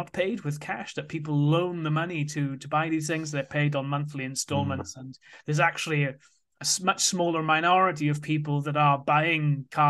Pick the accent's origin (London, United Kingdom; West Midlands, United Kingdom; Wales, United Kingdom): Wales, United Kingdom; So I grew up in South Wales, and from a young age, I was interested in money.